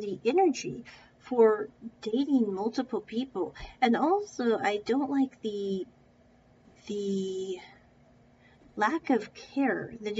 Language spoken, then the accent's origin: English; United States; I was born in America